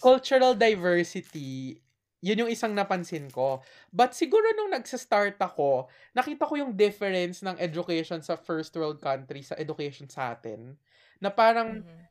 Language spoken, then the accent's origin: Tagalog; Philippines; moved away as an adult; now in Australia; umuwi ako sa Pilipinas